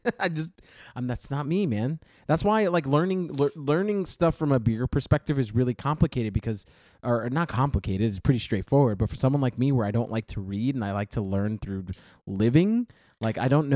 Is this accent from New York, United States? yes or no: yes; New York, United States; as a New Yorker